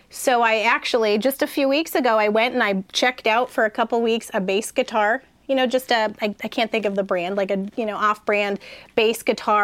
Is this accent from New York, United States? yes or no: yes; Buffalo, New York, United States; also born or lived in Cattaraugus County, New York / North County, San Diego; now in San Diego, United States; Buffalo, so, New York, born and raised.